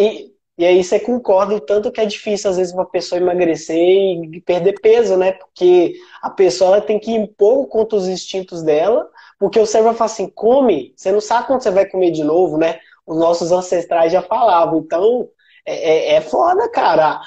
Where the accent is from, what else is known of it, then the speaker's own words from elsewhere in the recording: Sete Lagoas, Minas Gerais, Brazil; also born or lived in São Paulo / Viçosa; eu sou mineiro, eu sou mineiro de Sete Lagoas